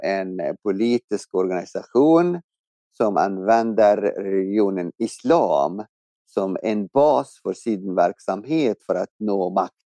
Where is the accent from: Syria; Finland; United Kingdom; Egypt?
Egypt; now in Sweden; jag växte upp i Egypten